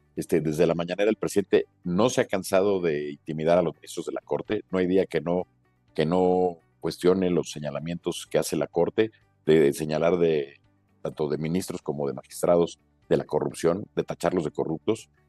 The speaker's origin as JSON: {"language": "Spanish", "country": "Mexico", "said": "como mexicanos"}